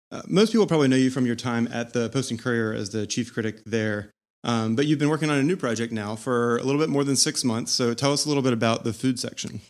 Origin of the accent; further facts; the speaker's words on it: Charlotte, North Carolina, United States; moved away; I'm from Charlotte